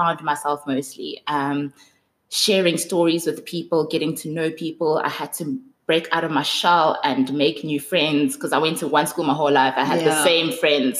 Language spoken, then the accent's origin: English; Johannesburg, Gauteng, South Africa; also born or lived in Soweto; I was born in Johannesburg. I grew up in Johannesburg. All I know is Johannesburg. I've been here all my life